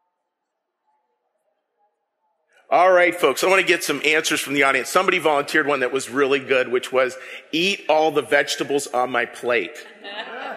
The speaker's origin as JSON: {"language": "English", "town": "Pittsburgh", "region": "Pennsylvania", "country": "United States", "said": "I'm from the Berg"}